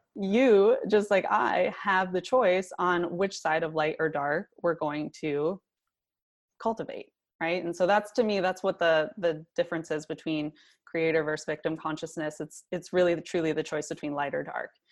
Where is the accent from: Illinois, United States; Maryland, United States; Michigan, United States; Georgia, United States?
Michigan, United States; was born and raised in Michigan